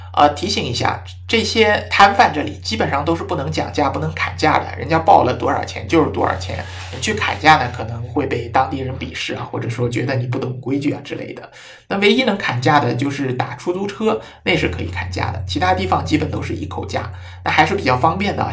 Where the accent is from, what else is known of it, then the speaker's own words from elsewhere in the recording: China; 我们中国人因为是比较勤勉嘛